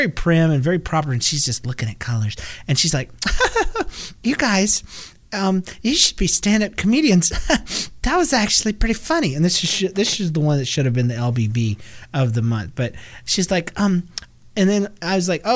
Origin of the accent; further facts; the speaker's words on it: the South, United States; I'm from the South